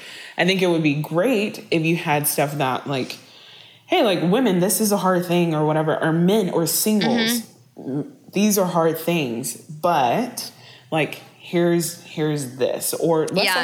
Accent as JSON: {"language": "English", "region": "the South", "country": "United States", "tie": "born or raised there", "said": "I grew up in the South. I grew up in the South with church."}